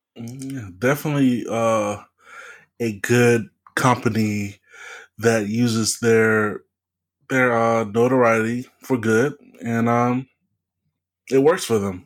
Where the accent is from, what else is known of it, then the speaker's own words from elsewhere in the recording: Louisiana, United States; city from my home state, uh, New Orleans